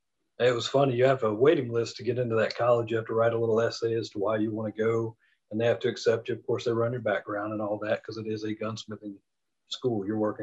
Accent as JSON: {"language": "English", "region": "the South", "country": "United States", "said": "I'm from the South, 13 miles from the school is nothing."}